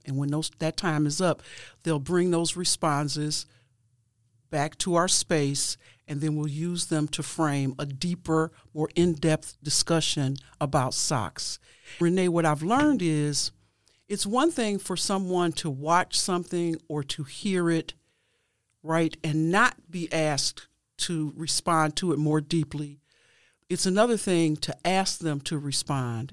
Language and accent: English; Cleveland, Ohio, United States; I was born and raised in Cleveland, Ohio